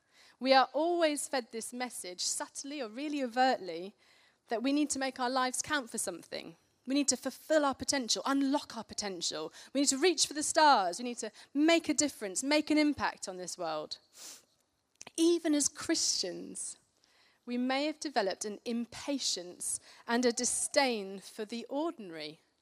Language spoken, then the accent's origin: English; Karachi, Sindh, Pakistan; I grew up in Pakistan in Karachi as a missionary kid. I lived there for 10 years